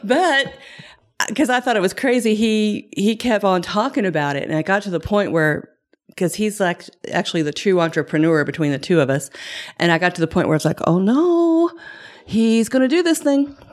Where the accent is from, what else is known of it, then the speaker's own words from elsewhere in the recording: Shelby County, Kentucky, United States; I grew up um, in Shelby County, uh, we had thirty acres